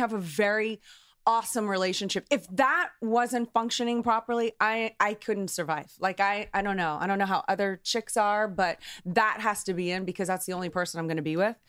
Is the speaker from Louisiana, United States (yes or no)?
yes; New Orleans, Louisiana, United States; I'm from New Orleans